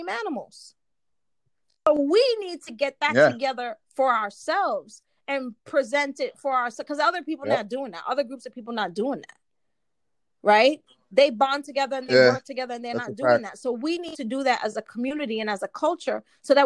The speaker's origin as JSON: {"language": "English", "region": "New York", "country": "United States", "said": "I'm from New York"}